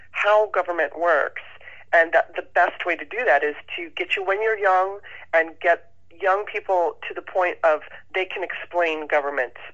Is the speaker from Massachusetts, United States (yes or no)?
no; Southern California, United States; also born or lived in Baltimore, Maryland; I grew up in Southern California and went to public school